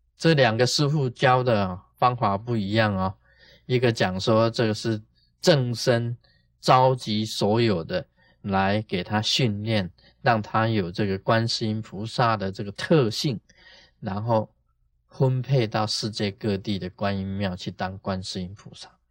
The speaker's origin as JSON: {"language": "Chinese", "country": "Taiwan", "said": "我们台湾人"}